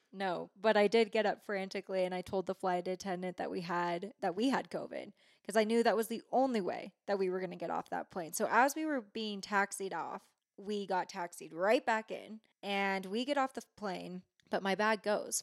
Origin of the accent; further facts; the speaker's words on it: San Francisco Bay Area, California, United States; moved away as an adult; now in Truckee, United States; I grew up in the Bay